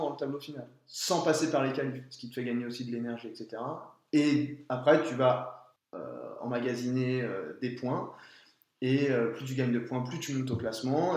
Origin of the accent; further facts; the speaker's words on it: France; nous, en tant que Français